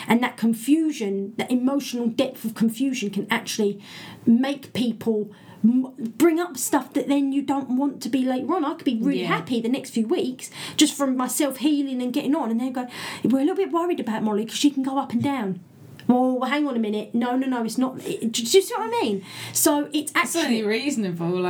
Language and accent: English; England, United Kingdom; Brit being British